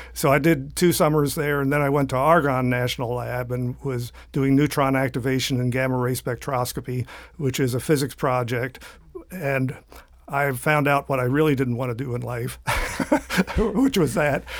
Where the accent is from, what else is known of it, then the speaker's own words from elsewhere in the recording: southeastern Pennsylvania, United States; now in Florida, United States; I started growing up in southeastern Pennsylvania